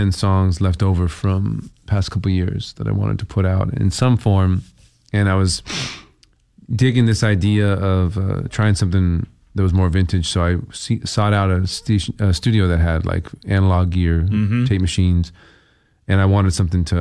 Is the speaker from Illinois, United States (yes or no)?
no; California, United States; moved away as an adult; now in Portland, United States; I'm from California originally.